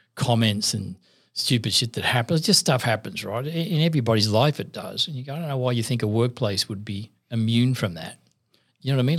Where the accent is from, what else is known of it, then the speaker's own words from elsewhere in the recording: Sydney, New South Wales, Australia; I grew up in Maryland, South near Parramatta